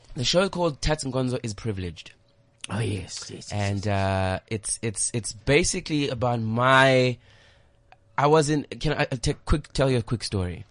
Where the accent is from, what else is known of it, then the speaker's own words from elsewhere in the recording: South Africa; I'm from South Africa